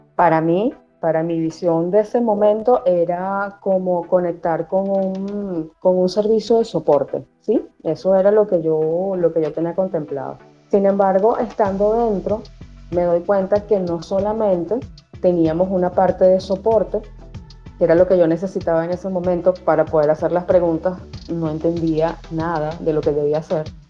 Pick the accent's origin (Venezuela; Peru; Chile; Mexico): Venezuela; accent: Venezuelan; Universidad Central de Venezuela, mi país natal y en el que aún todavía vivo